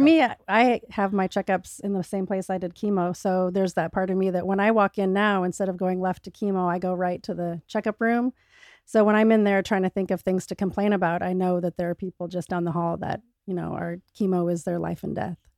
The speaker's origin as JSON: {"language": "English", "region": "Michigan", "country": "United States", "tie": "born or raised there", "said": "when we were living in Michigan."}